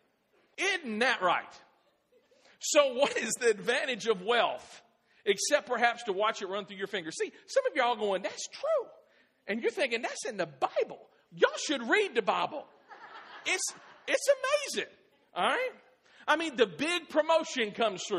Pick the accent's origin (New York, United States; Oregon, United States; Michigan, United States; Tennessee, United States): Tennessee, United States; Clarksville; moved away; also born or lived in Midwest; when we moved from the Midwest to Clarksville. I was born here. And we moved back to Clarksville in 2006